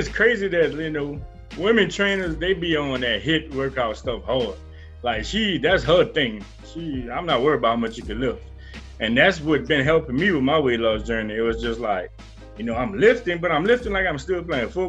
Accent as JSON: {"language": "English", "town": "Lafayette", "region": "Louisiana", "country": "United States", "said": "we from Lafayette"}